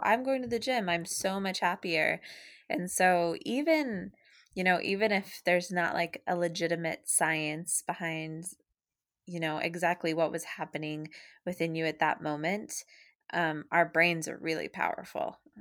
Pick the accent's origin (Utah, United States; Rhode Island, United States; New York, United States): Utah, United States; moved away as an adult; now in Massachusetts, United States; I was born and raised in Utah in a small country town.